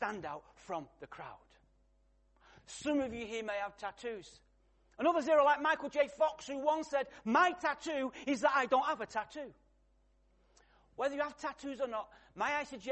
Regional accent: Salford, North West England, United Kingdom; I was born in Salford, Manchester

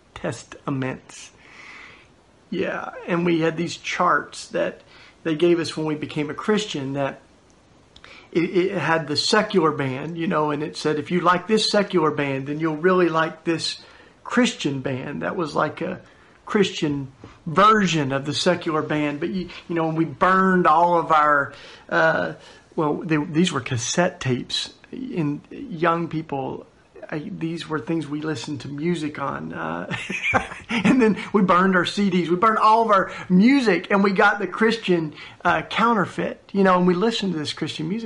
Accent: East Tennessee, United States; I grew up down in East Tennessee in what we call the Bible Belt

